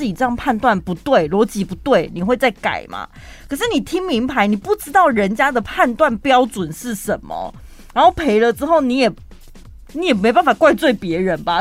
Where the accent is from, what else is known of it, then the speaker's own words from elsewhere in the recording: Taiwan; 我就是身为台湾人